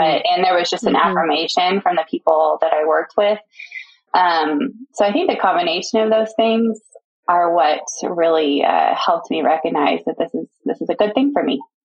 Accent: Houston, Texas, United States; I grew up in the Houston, Texas area, um, lived there most of my life into high school

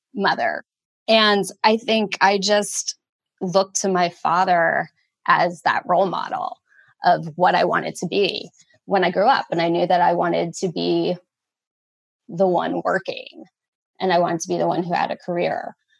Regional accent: Wayne, New Jersey, United States; I grew up in Wayne, New Jersey

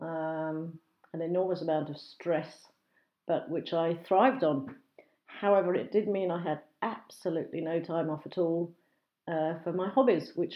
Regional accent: Brighton and Hove, South East England, United Kingdom; accent: BBC English / home counties; I was born and bred in a small village just outside of Brighton, which has now become Brighton and Hove, a seaside resort on the southeast coast of England

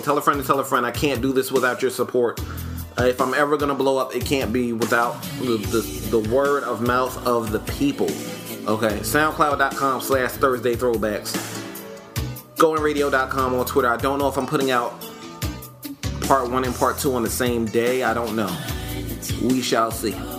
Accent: New York, United States; I do have a decidedly East Coast bias. I'm from New York

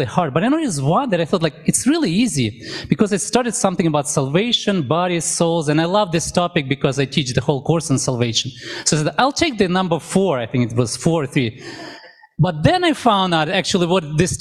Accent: Ukraine; now in Canada; I remember when I was a little boy, I grew up in Ukraine. At that time, it was Soviet Union

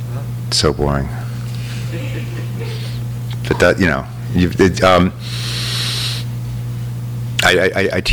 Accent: Los Angeles, California, United States; LA is my hometown

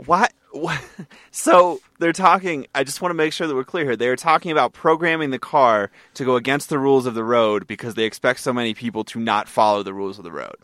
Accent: New England, United States; I'm from New England

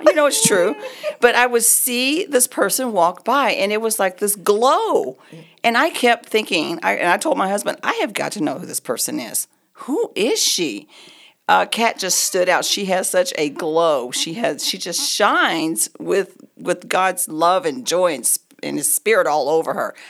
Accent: Oklahoma, United States; moved away as an adult; now in Colorado, United States; We've been here in Colorado for thirty-eight years. We're both from Oklahoma.

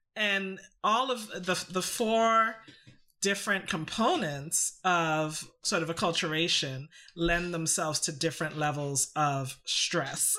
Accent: Canada; also born or lived in Trinidad; I grew up in Canada

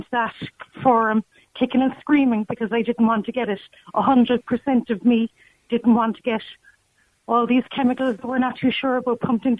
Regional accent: Cork, Munster, Ireland; I'm from Cork.

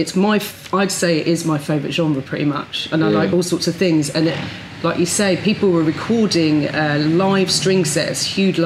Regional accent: London, United Kingdom; I'm from Brixton

